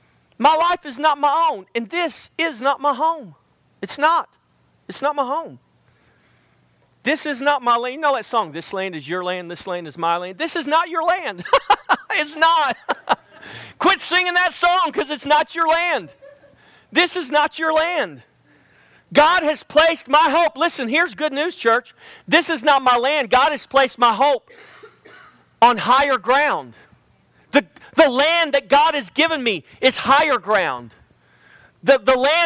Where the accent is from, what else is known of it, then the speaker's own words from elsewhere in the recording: United States; I was born in America